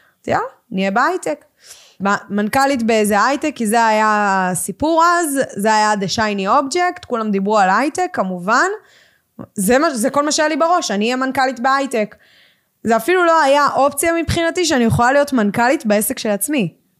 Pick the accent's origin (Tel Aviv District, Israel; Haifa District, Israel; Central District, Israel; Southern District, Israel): Central District, Israel; Ganei Tikva; גדלתי בגני תקווה